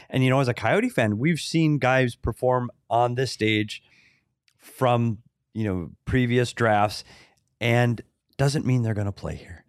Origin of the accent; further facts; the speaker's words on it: Minnesota, United States; moved away; I was from Minnesota, so it was, we'd still get Canadian T V there